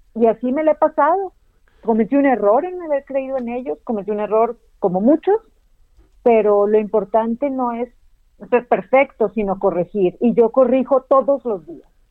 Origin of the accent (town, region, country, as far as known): Mexico